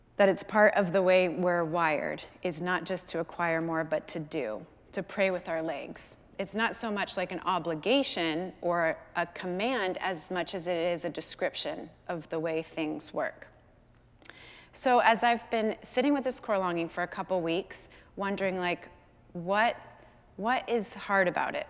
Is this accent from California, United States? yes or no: yes; California, United States; moved away as an adult; my hometown in California